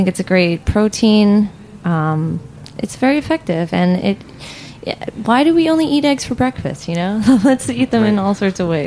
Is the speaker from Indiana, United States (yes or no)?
no; New Jersey, United States; I grew up in New Jersey